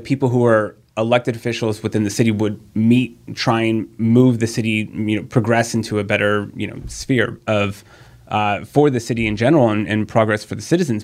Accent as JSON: {"language": "English", "town": "San Diego", "region": "California", "country": "United States", "tie": "born or raised there", "said": "I've born and raised in San Diego"}